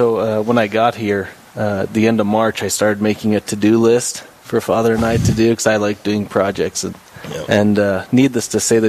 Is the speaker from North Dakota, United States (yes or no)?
yes; Linton, North Dakota, United States; Some of you may know me.